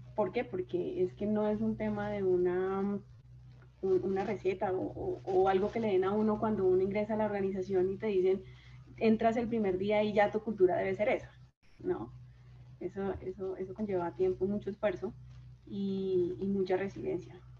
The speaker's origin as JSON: {"language": "Spanish", "town": "Chaparral", "region": "Tolima", "country": "Colombia", "said": "vengo de un pueblo del Tolima, de Chaparral, Tolima, Chaparral de mis amores"}